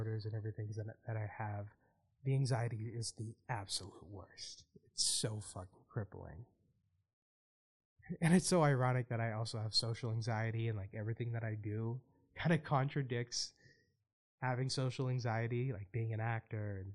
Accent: Boston, Massachusetts, United States; my hometown

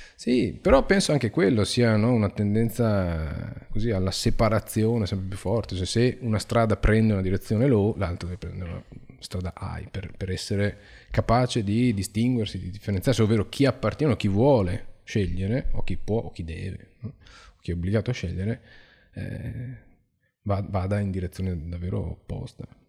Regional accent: Venice, Veneto, Italy; vengo da Venezia

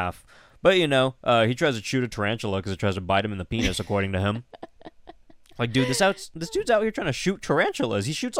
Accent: California, United States; I'm from California and I'm used to 18.

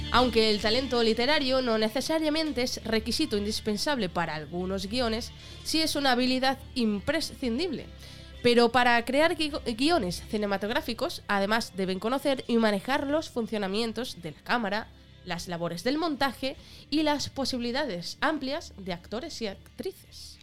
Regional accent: Extremadura, Spain; extremeños somos la caña

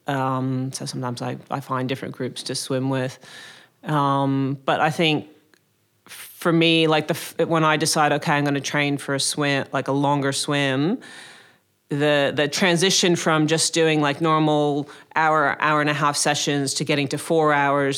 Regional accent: Connecticut, United States; moved away as an adult; also born or lived in Maryland / Boston; now in Sydney, Australia; I grew up in, uh, Connecticut in the States, uh, which is a small state next to New York

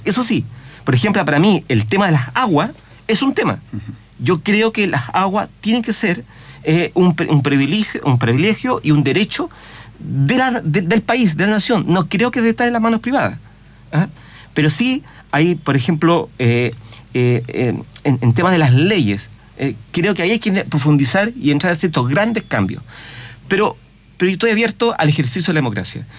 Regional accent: Chile; como chileno

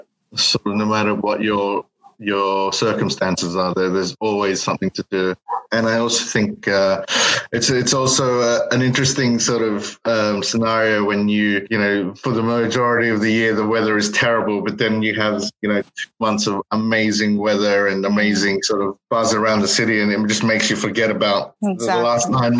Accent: Sydney, New South Wales, Australia; first language English; moved away as an adult; also born or lived in Danao, Philippines; now in London, United Kingdom; I was born in the Philippines, in Danao, but I was raised in Sydney. And yeah, I was there for most of my life. Moved to London about 8 years ago

